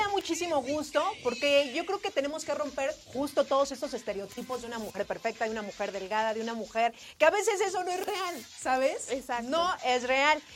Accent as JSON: {"language": "Spanish", "country": "Mexico"}